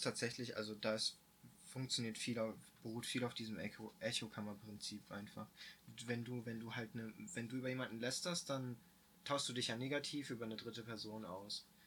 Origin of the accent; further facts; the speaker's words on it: Germany; als Deutscher